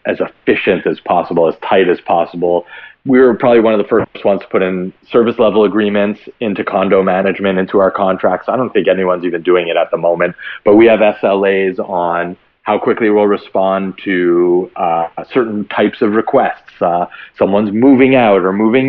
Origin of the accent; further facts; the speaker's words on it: Montreal, Quebec, Canada; born and raised in Montreal